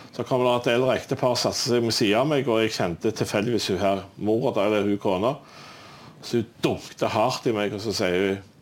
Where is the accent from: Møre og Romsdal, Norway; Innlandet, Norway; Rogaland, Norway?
Rogaland, Norway; Stavanger; Jeg er jo fra Stavanger